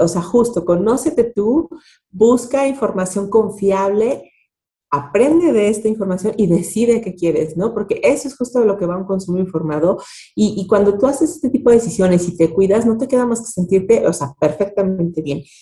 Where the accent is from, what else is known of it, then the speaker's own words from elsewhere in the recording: Mexico; tenemos como mexicanos